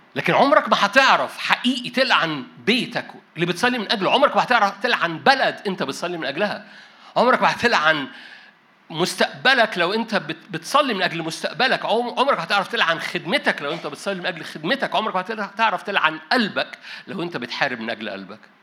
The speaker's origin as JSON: {"language": "Arabic", "country": "Egypt", "said": "انا مصري"}